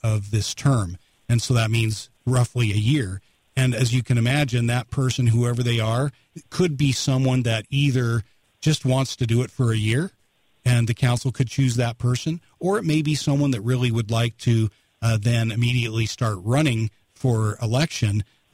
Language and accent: English; Salt Lake City, Utah, United States; now in St. George, United States; the area I was raised in East Mill Creek in Salt Lake